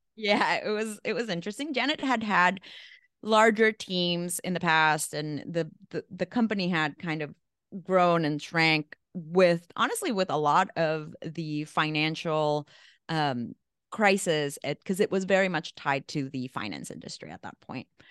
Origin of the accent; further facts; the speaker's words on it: El Salvador; also born or lived in Mexico; now in New York, United States; I'm from El Salvador, so small little country. Grew up in a, in a war zone